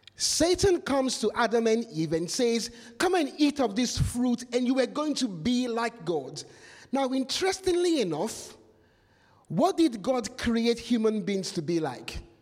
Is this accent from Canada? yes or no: no; Nigeria; moved away; Nigeria, where I come from